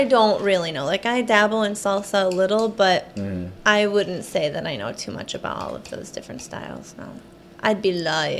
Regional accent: Michigan, United States; Okay, so I grew up in Michigan

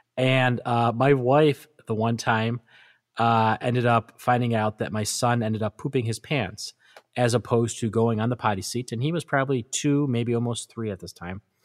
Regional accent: Western New York, United States; growing up in Western New York as a diehard Buffalo Bills fan

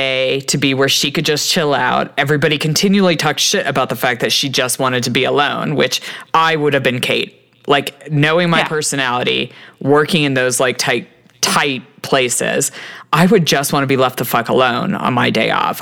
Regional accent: United States

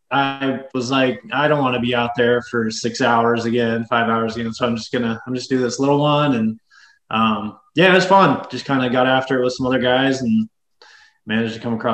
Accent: West Tennessee, United States; moved away as an adult; also born or lived in Oklahoma; now in Utah, United States; little town I grew up in in West Tennessee

